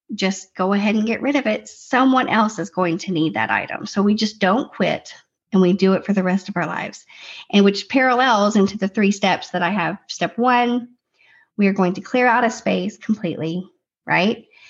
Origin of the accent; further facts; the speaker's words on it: Tennessee, United States; We're from Tennessee